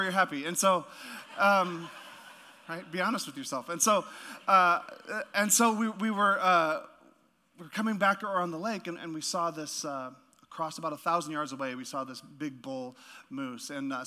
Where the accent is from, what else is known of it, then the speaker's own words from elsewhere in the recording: Yukon, Canada; moved away; also born or lived in Alaska; I'm from the Yukon, so northern Canada in the Yukon, right next to Alaska